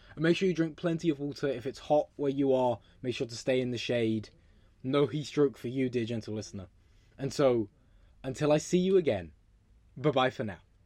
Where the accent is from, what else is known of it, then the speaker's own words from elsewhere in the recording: England, United Kingdom; now in London, United Kingdom; I'm from England